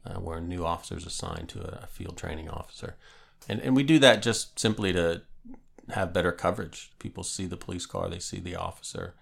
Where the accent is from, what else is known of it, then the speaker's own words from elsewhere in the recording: Northeast Pennsylvania, United States; moved away as an adult; also born or lived in Norfolk, Virginia; now in James City County, United States; Born and raised in Northeast Pennsylvania